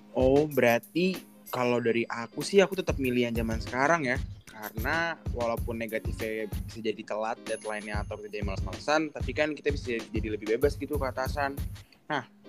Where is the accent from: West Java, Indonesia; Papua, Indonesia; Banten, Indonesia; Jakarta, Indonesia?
Jakarta, Indonesia; aku dari Jakarta aku di SMA 21 dulu